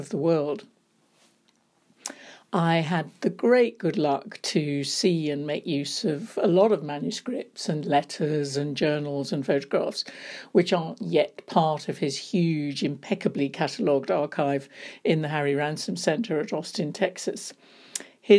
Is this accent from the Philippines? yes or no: no; London, United Kingdom; the bookshop was an important part of my life when I was growing up in London